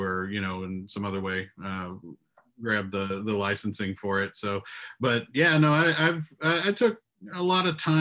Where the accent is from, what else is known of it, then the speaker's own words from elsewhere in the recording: Columbus, Texas, United States; I'm from Texas. I'm actually located pretty close to Austin, Texas right now, but I grew up in a little small town just south of Houston